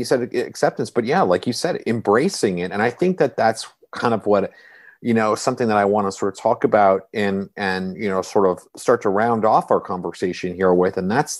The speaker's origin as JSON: {"language": "English", "area": "Washington, D.C. area", "region": "District of Columbia", "country": "United States", "tie": "born or raised there", "also_born_or_lived": "Los Angeles, United States", "moved": "yes", "lives_now": "Savannah, United States", "said": "I moved here, I grew up in the Washington, D.C. area. Mm-hmm. And then I lived in Los Angeles for a time for 8 years. And then I moved to Savannah."}